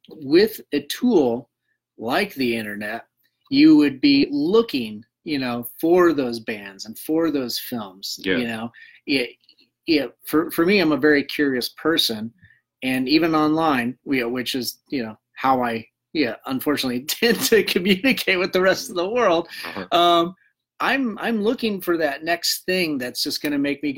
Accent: Kersey, Colorado, United States; growing up in Kersey, Colorado

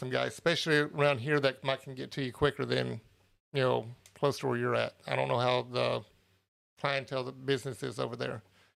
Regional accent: California, United States; …, where are you located? I'm from SoCal.

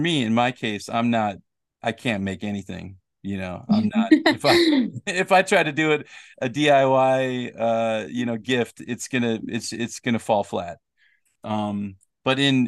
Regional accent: United States; growing up in America

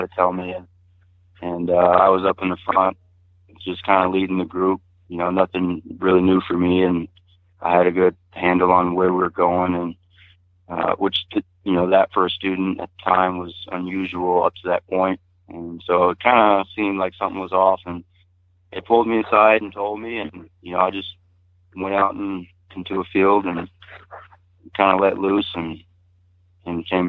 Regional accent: Texas, United States; now in Montana, United States; I grew up in a little town about an hour northeast of Beaumont

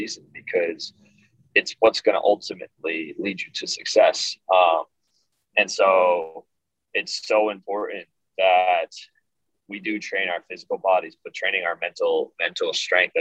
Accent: Woodbury, New Jersey, United States; my hometown of Woodbury

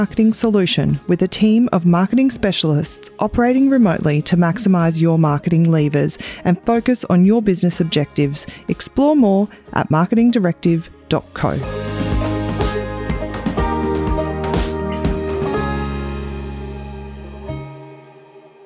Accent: Central Queensland, Australia; coming from Central Queensland, Australia

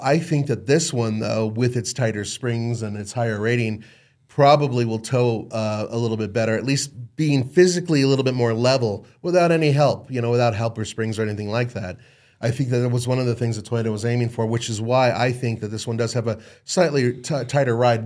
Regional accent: Los Angeles, California, United States; I grew up in Los Angeles

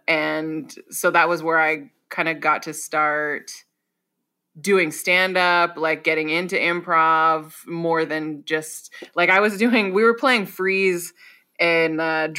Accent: Washington, United States; also born or lived in Germany / Hawaii / San Diego; now in Los Angeles, United States; so I was born in Germany, and then I lived in Washington State, Hawaii, San Diego, and now Los Angeles, and then places in between. But I'll say mostly Washington State.

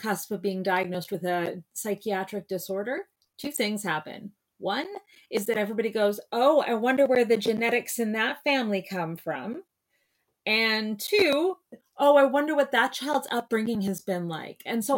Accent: Kingston, Ontario, Canada; also born or lived in Montreal / London; But I am from Kingston, Ontario, and I've lived all over the place. I went to school in Montreal at McGill, and then I went to school in London, England, which was a wild ride.

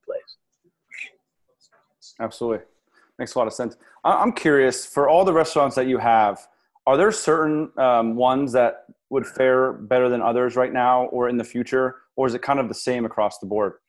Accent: Monmouth County, New Jersey, United States; I'm from Monmouth County myself

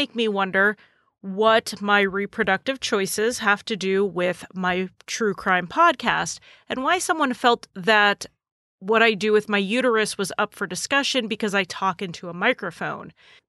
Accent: New England, United States; accent: slightly New England; my accent is slightly New England

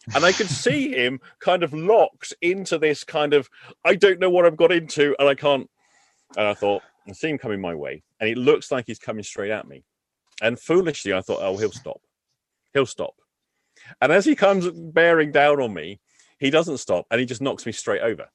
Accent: England, United Kingdom; I'm English.

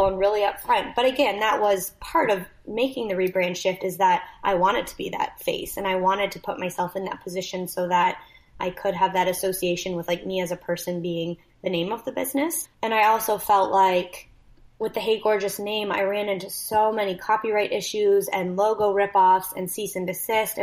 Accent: Canada; moved away as an adult; I'm also Canadian

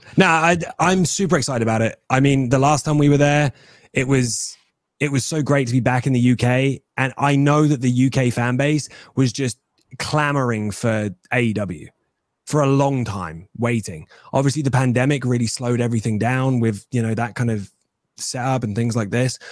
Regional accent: England, United Kingdom; your boy will be wrestling as an Englishman

